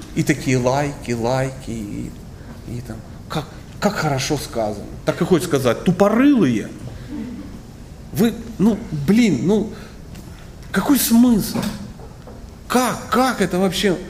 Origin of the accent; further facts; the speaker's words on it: Krasnodar Krai, Russia; Я тоже из, Краснодарского края. Да. Я тут много времени провожу, я из Краснодарского края